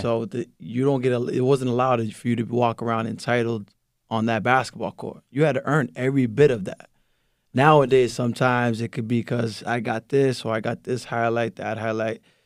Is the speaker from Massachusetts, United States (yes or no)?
yes; Lynn, Massachusetts, United States; born or raised there; first language Spanish; English is a second language